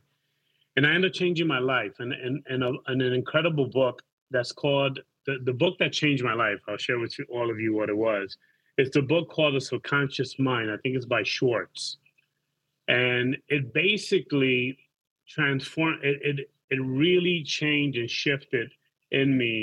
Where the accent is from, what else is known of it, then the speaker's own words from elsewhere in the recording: New York, United States; moved away as an adult; now in Panama City, Panama; I grew up in East Harlem and became a gangbanger